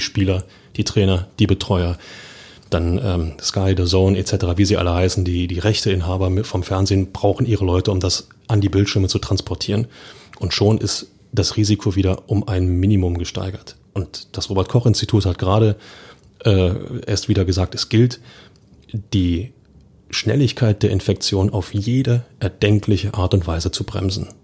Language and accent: German; Berlin, Germany; als Berliner